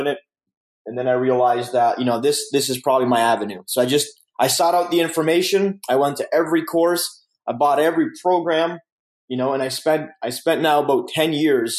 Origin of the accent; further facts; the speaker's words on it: Romania; now in Canada; I come from Romania, a communist country. So coming to Canada was like a huge blessing for our family.